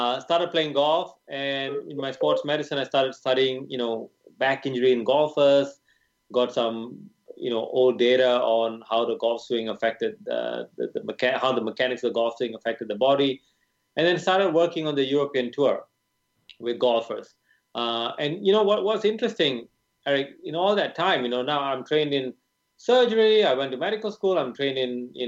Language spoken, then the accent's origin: English; Malaysia; moved away as an adult; also born or lived in United Kingdom; I was born in Malaysia